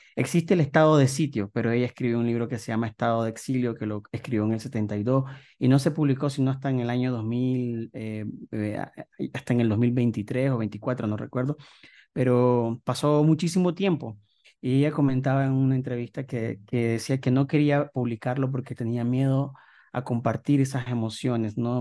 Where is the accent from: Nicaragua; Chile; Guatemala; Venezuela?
Nicaragua; moved away as an adult; now in Mexico; llevo cuatro años viviendo aquí en México, yo salí de Nicaragua